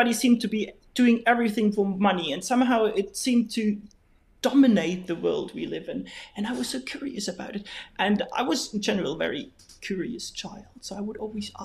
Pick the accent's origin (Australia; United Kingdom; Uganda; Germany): Germany; Bavaria; English is a second language; moved away as an adult; now in Spain; I'm from Bavaria. So very, very far to the south of Bavaria, and it's a tiny, tiny, tiny little village that is very close to the Austrian border, actually.